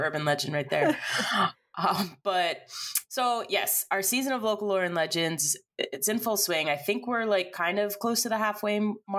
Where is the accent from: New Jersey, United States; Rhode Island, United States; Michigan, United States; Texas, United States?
New Jersey, United States; moved away as an adult; also born or lived in Florida; I grew up in New Jersey. I was there until I was 18, 19 years old.